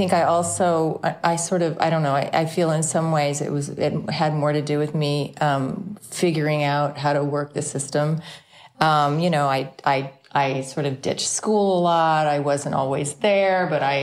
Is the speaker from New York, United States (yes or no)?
no; Midway City, California, United States; also born or lived in Santa Ana, California; I was actually born in Santa Ana, California, Southern California, but I was raised in Midway City, also in Orange County, born and raised.